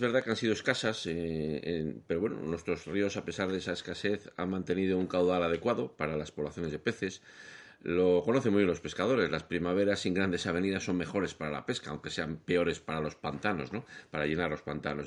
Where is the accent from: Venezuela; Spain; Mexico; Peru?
Spain; León, Castile and León; yo soy de León